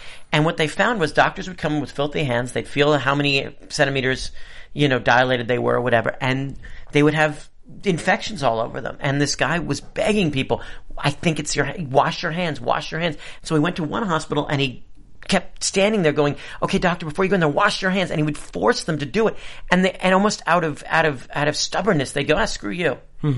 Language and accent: English; New York City, New York, United States; I grew up in New York City with kids who were sort of betwixt and between.